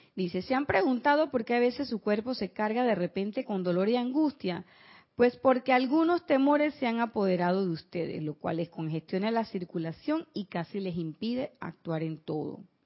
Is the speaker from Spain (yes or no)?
no; Panama; en mi pueblo